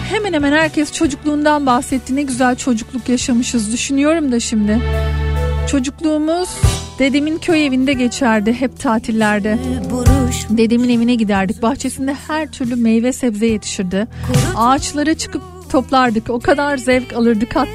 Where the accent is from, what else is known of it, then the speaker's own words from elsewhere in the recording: Antakya, Hatay, Turkey; Antakyalıyım 1978 doğumluyum. Bizim müstakil bir evimiz vardı yol kenarında